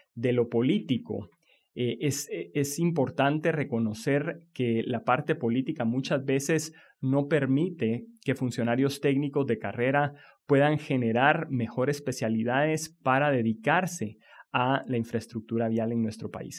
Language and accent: Spanish; Guatemala; nuestro país